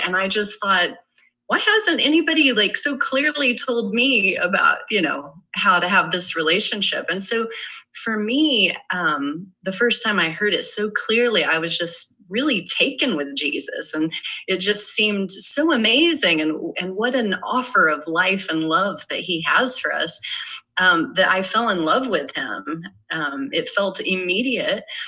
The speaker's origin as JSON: {"language": "English", "town": "Irving", "region": "Texas", "country": "United States", "tie": "born or raised there", "said": "grew up in Irving, Texas"}